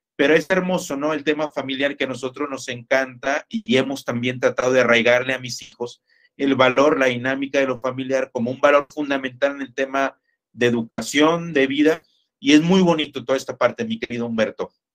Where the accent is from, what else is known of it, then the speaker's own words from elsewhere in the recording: Ciudad Victoria, Tamaulipas, Mexico; accent: norteño; moved away as an adult; now in Jalisco, Mexico; yo soy oriundo de Ciudad Victoria, Tamaulipas, norteño, amigo. A veces todavía nos sale el acento, aunque ya tenemos más de 20 años viviendo por acá en Jalisco